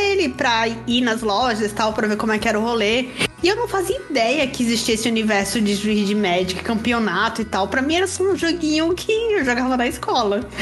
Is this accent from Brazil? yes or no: yes; Maceió, Alagoas, Brazil; eu sou de Maceió, Lagoas